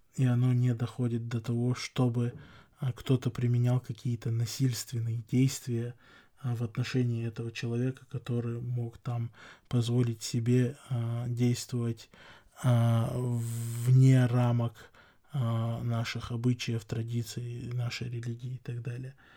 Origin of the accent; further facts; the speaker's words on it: Chechnya, Russia; как чеченец, как человек, который живет в чеченском обществе